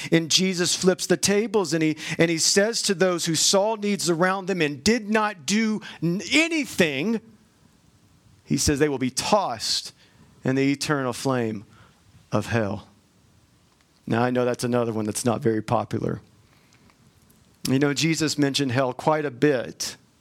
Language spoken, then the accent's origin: English; the South, United States; now in Utah, United States; I grew up in the South